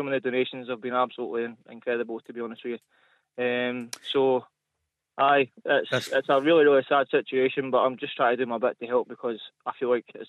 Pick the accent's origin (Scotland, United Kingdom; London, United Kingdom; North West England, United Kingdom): Scotland, United Kingdom; Armadale; now in Whitburn, United Kingdom; So I'm from Armadale, but I currently live in Whitburn.